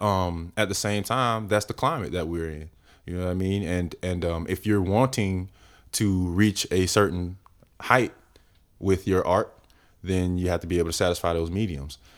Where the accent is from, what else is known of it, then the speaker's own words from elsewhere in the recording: Winter Haven, Florida, United States; moved away as an adult; now in Atlanta, United States; I'm originally from Florida.